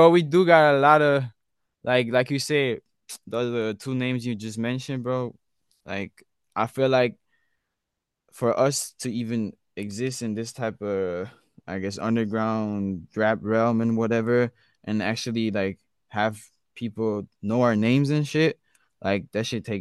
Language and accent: English; Basel, Basel-Stadt, Switzerland; I was born and raised in Switzerland. Not Sweden, Switzerland